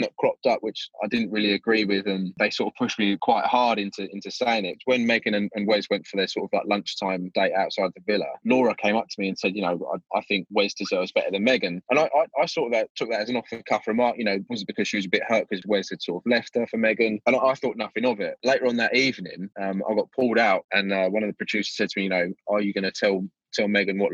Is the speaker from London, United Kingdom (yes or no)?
no; Essex, East of England, United Kingdom; I'm from Essex.